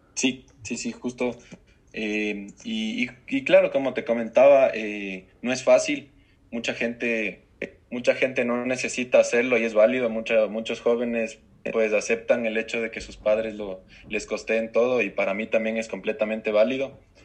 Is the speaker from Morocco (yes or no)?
no; Ecuador; also born or lived in United States; acá como ecuatoriano